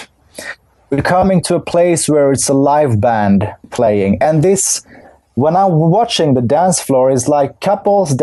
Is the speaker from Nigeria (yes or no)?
no; Stockholm, Stockholm County, Sweden; also born or lived in Kurdistan, Iraq; we came to Sweden when I was 1.5. So since then I've been living here.